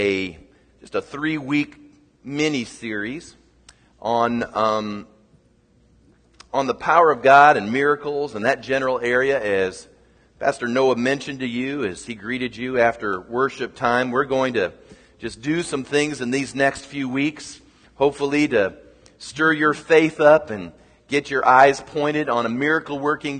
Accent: United States; as an American

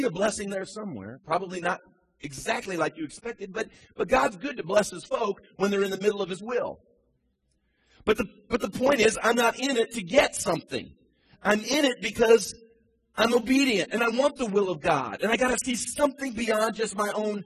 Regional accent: Midwest, United States; now in Charleston, United States; I grew up in the Midwest

